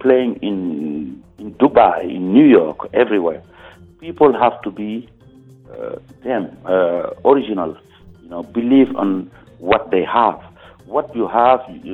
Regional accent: Senegal; coming from Senegal

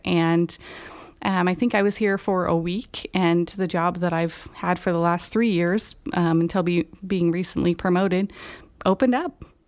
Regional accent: Reno, Nevada, United States; moved away as an adult; also born or lived in Idaho; now in Grass Valley, United States; I was born in Idaho, and, um, in elementary school, we moved to Northern Nevada, and then, um, spent the majority of my young adult life in the Reno area

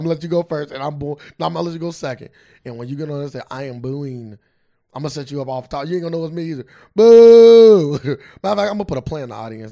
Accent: Cincinnati, Ohio, United States; we're from Cincinnati

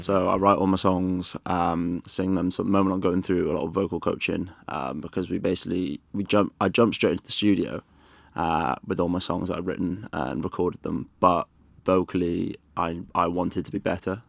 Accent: Wales, United Kingdom; now in London, United Kingdom; I loved growing up in Wales

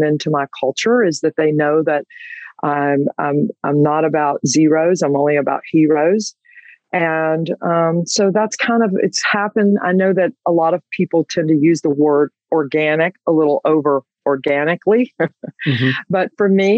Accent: Georgia, United States; I am from Georgia

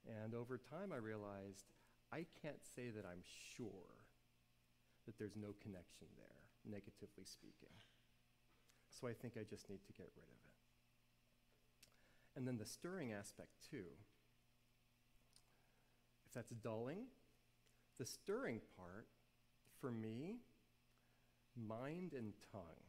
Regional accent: New Orleans, Louisiana, United States; I grew up in New Orleans, and everybody around me drank in middle school

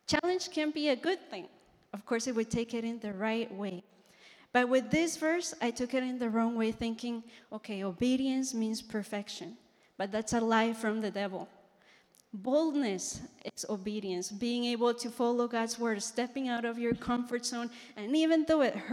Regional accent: Colombia; moved away; I'm from Colombia.

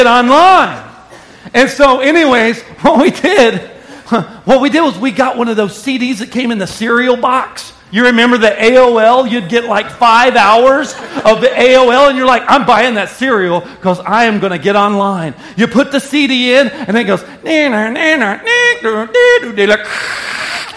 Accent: Arkansas, United States; I lived in Arkansas.

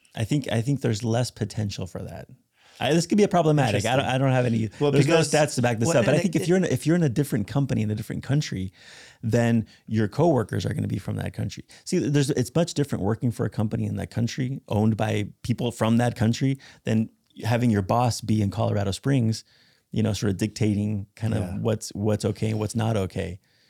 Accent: Spain; You know, when I grew up in Spain, it wasn't that common to see denominational churches.

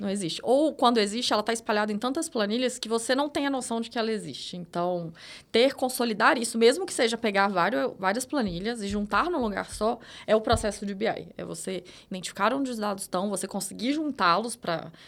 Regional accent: interior of Minas Gerais, Brazil; sou de Minas, interior de Minas.

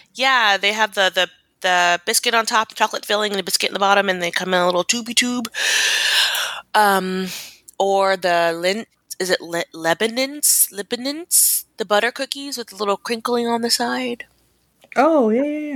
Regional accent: Germany; moved away; I grew up in Germany

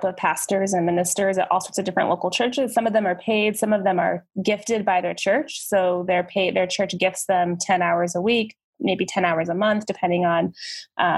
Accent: Phoenix, Arizona, United States; I was born and raised in Phoenix, Arizona, so I've been here my whole life.

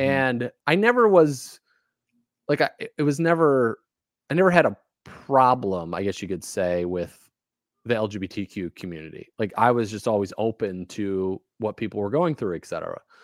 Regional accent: Valparaiso, Indiana, United States; also born or lived in Casper, Wyoming / Kansas / Alabama / Louisiana; now in Maine, United States; I grew up kind of in Valparaiso, Indiana

